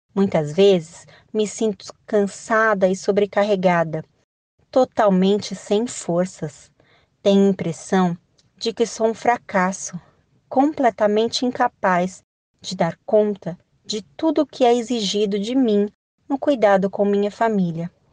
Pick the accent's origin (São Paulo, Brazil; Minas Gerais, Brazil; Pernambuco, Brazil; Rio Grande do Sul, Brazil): São Paulo, Brazil; sou de São Paulo, capital